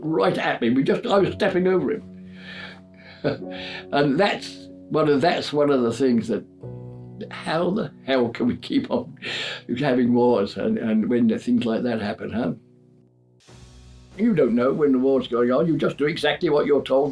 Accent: London, United Kingdom; now in Whitstable, United Kingdom; I was born in London in 1922

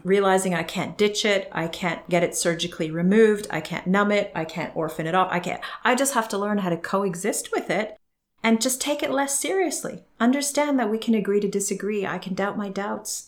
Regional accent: Canada; moved away; growing up in Canada

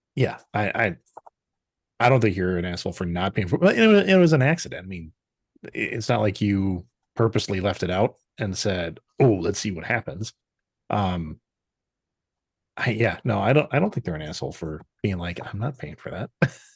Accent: Wisconsin, United States; I'm born and raised in Wisconsin, uh, slightly north

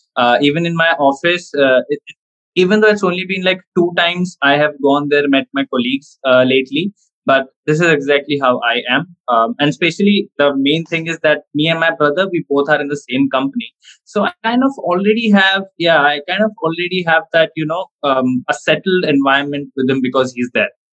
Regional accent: India; being Indian, we have to focus on studies more

